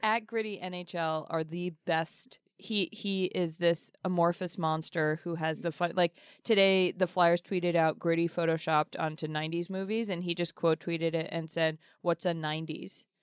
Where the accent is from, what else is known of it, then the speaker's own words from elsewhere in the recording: Boston, Massachusetts, United States; I'm from Boston